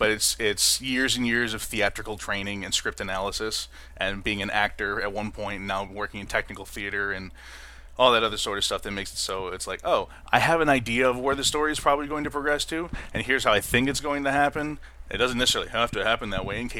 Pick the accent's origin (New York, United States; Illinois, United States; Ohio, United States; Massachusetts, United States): New York, United States; Western; I'm from Western New York.